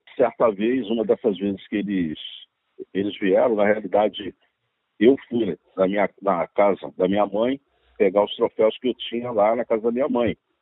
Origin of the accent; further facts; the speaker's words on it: Rio de Janeiro, Brazil; Eu me mudei do Rocha e fomos morar na Vila da Penha